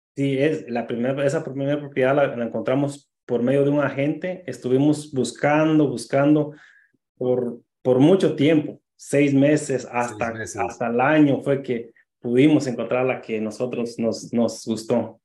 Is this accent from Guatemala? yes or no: yes; Guatemala; moved away as an adult; now in New Rochelle, United States; yo soy de Guatemala, llegué a, acá cuando tenía 19 años